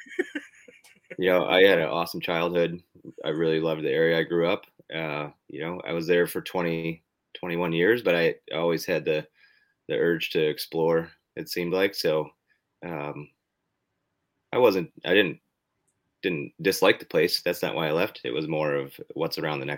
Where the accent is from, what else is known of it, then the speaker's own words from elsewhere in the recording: Western New York, United States; moved away as an adult; also born or lived in Alaska; I'm from Western New York.